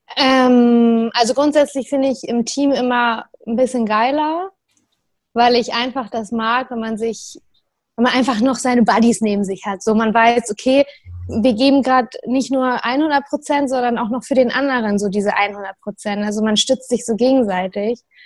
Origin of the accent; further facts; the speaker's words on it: Maschen, Lower Saxony, Germany; moved away as an adult; also born or lived in Hamburg; now in Bremen, Germany; ich komme aus Maschen ursprünglich. Also so ein Dorf in Niedersachsen kurz vor Hamburg.